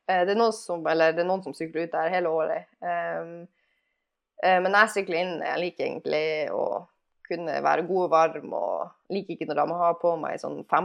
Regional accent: Alta, Finnmark, Norway; Det høres kanskje merkelig ut siden jeg er fra Alta og er vant til å kulde og sånn der, men, eh, men eh, jeg føler at jeg har fått min del med kulde. Sånn eh, ti grader er jo sommertemperatur i Alta.

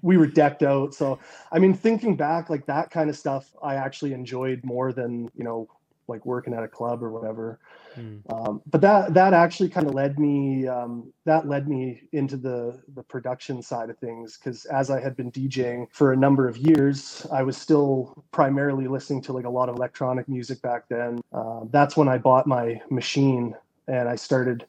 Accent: west coast of Canada, British Columbia, Canada; the town I grew up in in Canada on the west coast, like not a big city by any means. Like I think you know less than two hundred thousand people

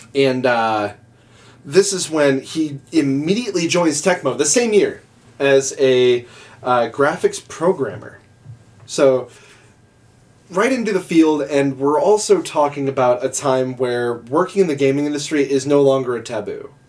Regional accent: Midwest, United States; because we're from the Midwest.

